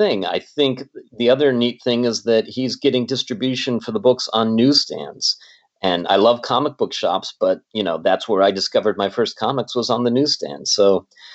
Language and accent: English; Pittsburgh, Pennsylvania, United States; moved away as an adult; now in Los Angeles, United States; I'm originally from Pittsburgh